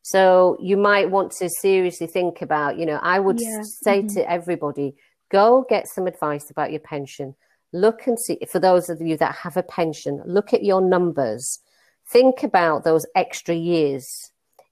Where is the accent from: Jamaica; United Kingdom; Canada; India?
India; Hey, I'm Indian. I cook curry, so everybody loved curry.